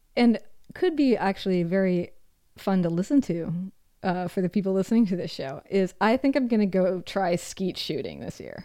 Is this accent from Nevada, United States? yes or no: no; Minnesota, United States; moved away; I'm also from the Midwest. And when I was a child in the Midwest, learning how to shoot a gun was part of gym class